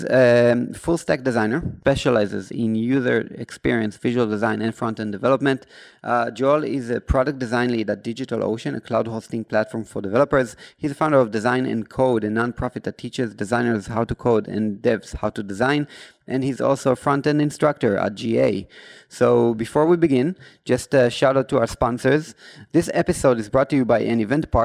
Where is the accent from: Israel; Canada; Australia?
Israel; first language Hebrew; English is a second language; we are from Israel